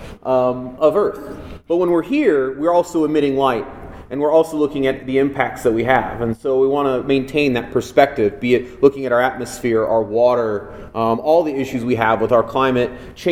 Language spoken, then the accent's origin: English; Los Angeles, California, United States; I grew up in Los Angeles